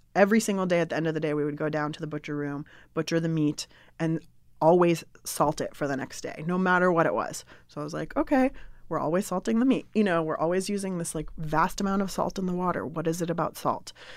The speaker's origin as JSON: {"language": "English", "town": "San Diego", "region": "California", "country": "United States", "tie": "born or raised there", "also_born_or_lived": "Berkeley, California", "said": "I grew up in San Diego, and so I came to Northern California to go to college"}